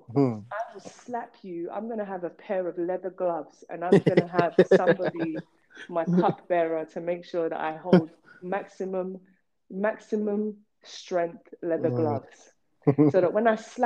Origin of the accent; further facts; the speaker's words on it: London, United Kingdom; also born or lived in Nigeria; We came from Broadwater Farm. It's for the ends